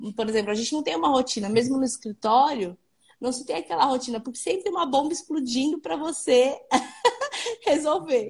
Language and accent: Portuguese; Santo André, São Paulo, Brazil; eu sou do ABC, eu sou de Santo André